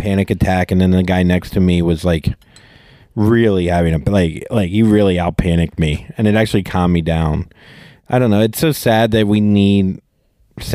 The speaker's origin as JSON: {"language": "English", "town": "Vero Beach", "region": "Florida", "country": "United States", "tie": "born or raised there", "moved": "yes", "said": "my hometown"}